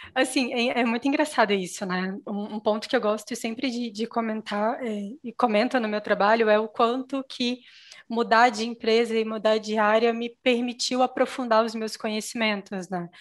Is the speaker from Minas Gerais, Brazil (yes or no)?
yes; Minas Gerais, Brazil; eu sou mineira, né? Sou de Minas Gerais